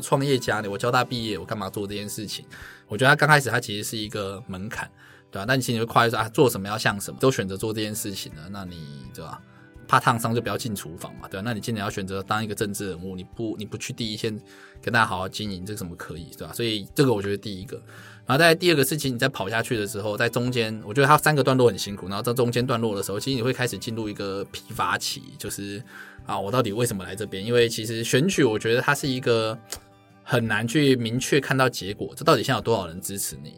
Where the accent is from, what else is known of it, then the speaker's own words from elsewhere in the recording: Dongshi, Taichung, Taiwan; 又是我的家乡，然后他觉得假如可以派出一个东势人，客家人，年轻人